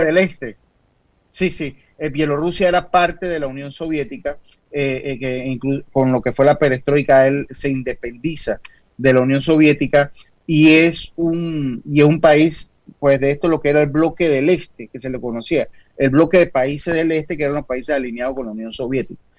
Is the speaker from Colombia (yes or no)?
no; Panama; yo como panameño